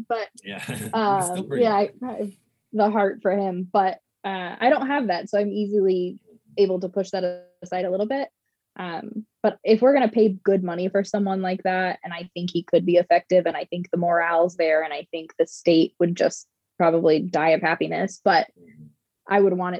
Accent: Colorado, United States; So I'm originally from Colorado, born and raised. My mom's side of the family is actually from Wisconsin.

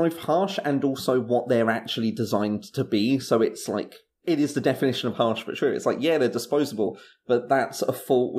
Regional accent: Japan; But yeah, I'm from Japan.

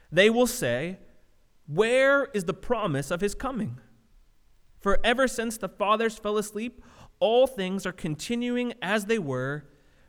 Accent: Southern California, United States; I grew up in Southern California

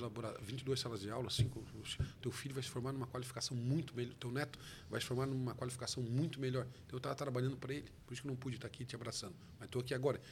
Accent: Brazil; onde eu nasci, de onde eu vivo, que é o meu país, é o Brasil

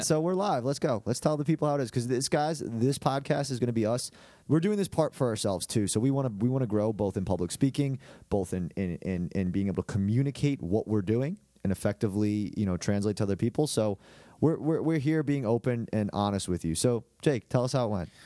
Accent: Hicksville, New York, United States; moved away as an adult; now in Columbia, South Carolina, United States; I'm from Lo-, Long Island, okay? I play, uh, I'm from Hicksville. played at a high school called Saint Dominic's

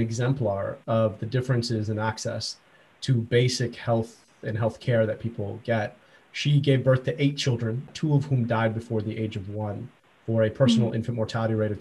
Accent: just outside Detroit, Michigan, United States; I grew up just outside Detroit

